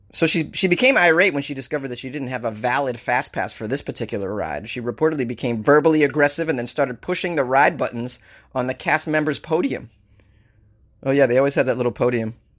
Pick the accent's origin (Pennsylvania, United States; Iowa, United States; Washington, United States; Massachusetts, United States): Massachusetts, United States; Boston; I am from Boston